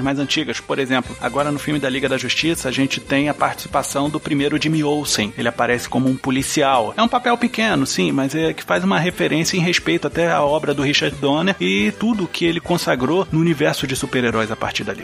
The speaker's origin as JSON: {"language": "Portuguese", "country": "Brazil"}